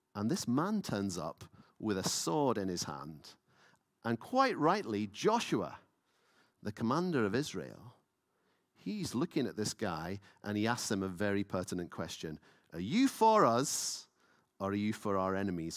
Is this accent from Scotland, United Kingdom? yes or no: yes; Lewis, Scotland, United Kingdom; now in Edinburgh, United Kingdom; I grew up in Lewis, so you were rigid in worship